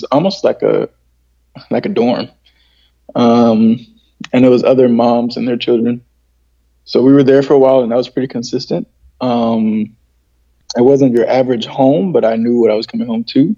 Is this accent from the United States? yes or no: yes; San Diego, California, United States; So I was born in San Diego